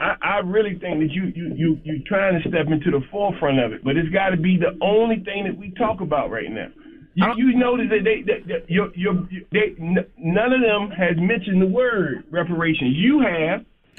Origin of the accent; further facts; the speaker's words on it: Savannah, Georgia, United States; Charlamagne, I'm from Savannah, man.